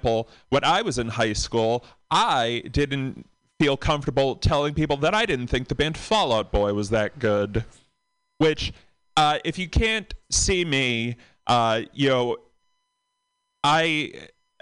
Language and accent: English; Boston, Massachusetts, United States; from Boston